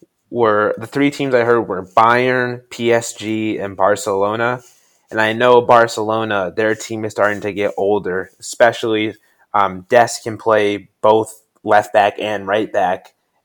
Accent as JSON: {"language": "English", "country": "United States", "said": "as an American"}